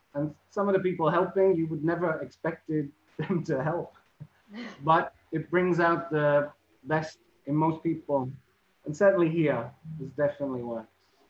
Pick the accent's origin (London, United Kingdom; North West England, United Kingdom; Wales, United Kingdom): North West England, United Kingdom; Liverpool; But I'm actually born and raised in Liverpool, which causes problems because Liverpool people, like everyone, they're proud of their city and their culture and everything.